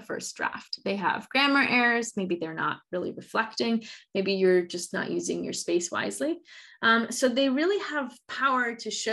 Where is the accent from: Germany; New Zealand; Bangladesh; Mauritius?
Germany; moved away; also born or lived in Spain / Argentina / United States; I'm from Germany, but I've also lived in Spain, Argentina, and various parts of the United States.